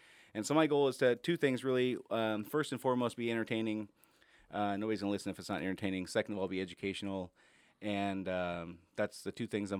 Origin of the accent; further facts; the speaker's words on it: Enumclaw, Washington, United States; also born or lived in Casper, United States; I was born in Casper, Wyoming, and I think I went to 16 schools growing up, something like that. We moved all around the place. Ended up out here in the late 80s when I was in sixth grade and moved to Enumclaw